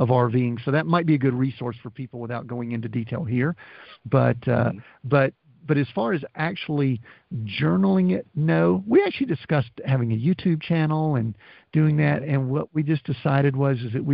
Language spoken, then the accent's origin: English; the South, United States; We're from the South